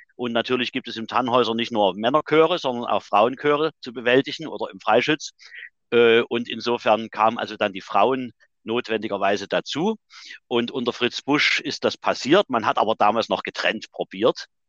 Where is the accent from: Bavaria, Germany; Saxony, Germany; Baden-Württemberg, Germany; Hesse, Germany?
Saxony, Germany; Chemnitz; Ich bin 1958 in Chemnitz geboren.